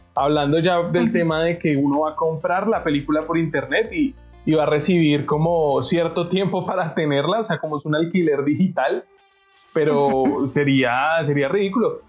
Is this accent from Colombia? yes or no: yes; Colombia; como somos los colombianos